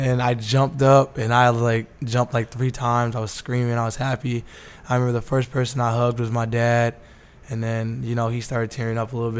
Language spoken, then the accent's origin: English; Las Vegas, Nevada, United States; I'm born and raised from Las Vegas